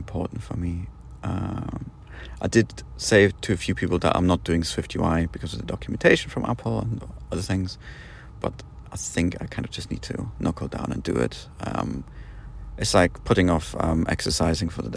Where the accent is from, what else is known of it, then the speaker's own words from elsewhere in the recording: United Kingdom; now in Poland; I'm British, so I kind of have to stay put where I live right now, so Poland.